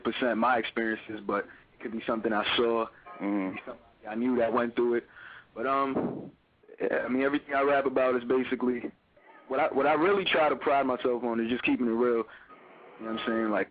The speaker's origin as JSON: {"language": "English", "town": "New York City", "region": "New York", "country": "United States", "said": "from Brooklyn, New York"}